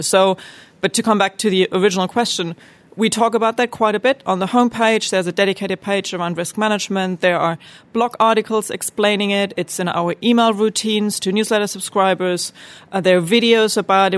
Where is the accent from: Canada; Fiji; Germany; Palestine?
Germany; growing up in Germany